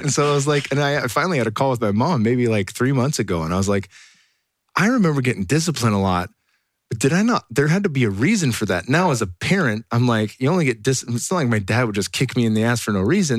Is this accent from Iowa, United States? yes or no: no; Silicon Valley, California, United States; growing up in the Silicon Valley